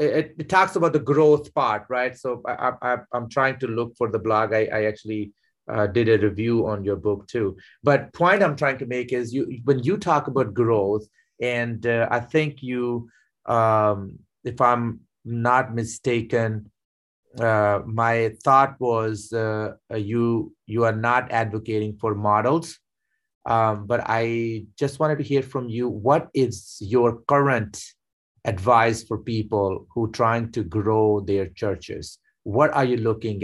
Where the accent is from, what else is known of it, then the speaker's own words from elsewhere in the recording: Pakistan; moved away; I was born and raised in Pakistan